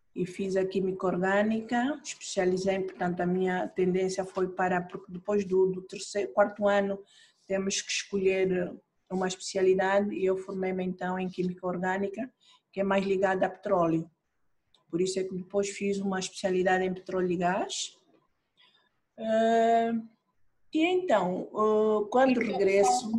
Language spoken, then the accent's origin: Portuguese; Angola; Sou angolana